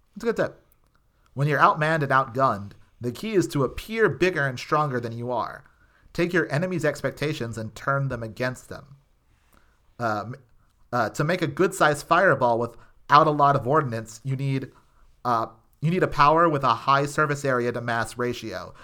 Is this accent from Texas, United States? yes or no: yes; Texas, United States; I grew up in Texas